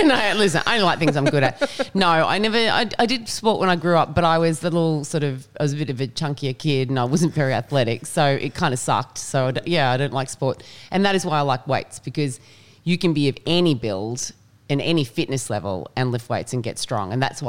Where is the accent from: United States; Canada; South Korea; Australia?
Australia; We are all Australian and I do not understand this State of Origin.